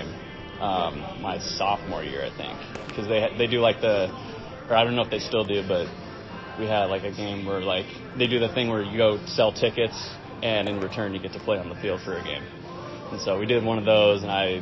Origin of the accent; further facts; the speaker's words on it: California, United States; also born or lived in Castle Rock, Colorado; now in Denver, United States; growing up in California.